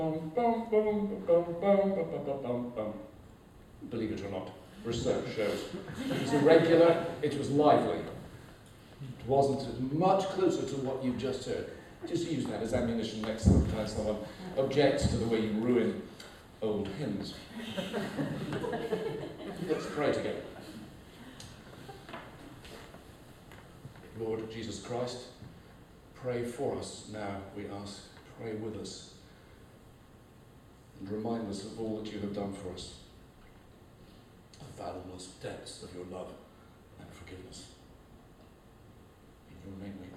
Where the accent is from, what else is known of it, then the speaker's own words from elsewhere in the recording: England, United Kingdom; now in United States; I'm English.